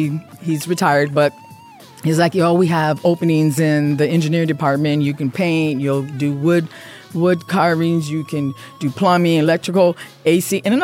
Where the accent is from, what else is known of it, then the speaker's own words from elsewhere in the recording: Midwest, United States; I'm Midwest also.